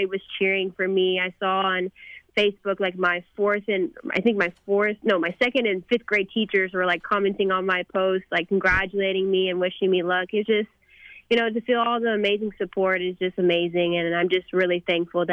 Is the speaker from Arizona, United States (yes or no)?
no; McKinney, Texas, United States; my hometown of McKinney